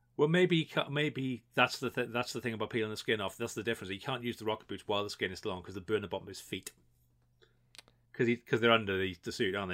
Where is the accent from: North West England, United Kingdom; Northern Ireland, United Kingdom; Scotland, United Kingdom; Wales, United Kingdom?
Wales, United Kingdom; obviously we're Welsh